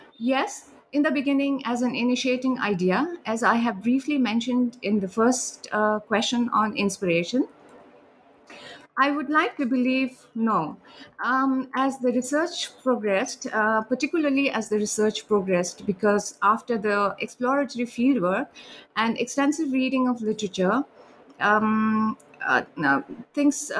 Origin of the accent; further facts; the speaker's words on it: India; also born or lived in Sikkim; now in Germany; I'm from India and I have lived in Sikkim for a few years